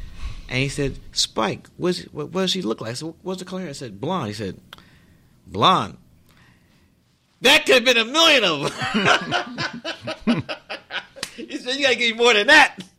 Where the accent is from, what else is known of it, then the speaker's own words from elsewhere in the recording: Brooklyn, New York, United States; But growing up in Brooklyn, my guys were Walt Frazier, Joe Lee Namath